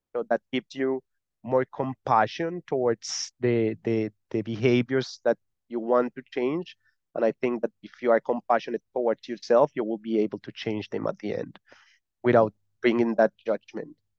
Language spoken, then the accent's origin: English; Colombia; accent: Spanish; English is a second language; now in Malta; I'm not from Malta. I'm from Colombia. I live in Malta.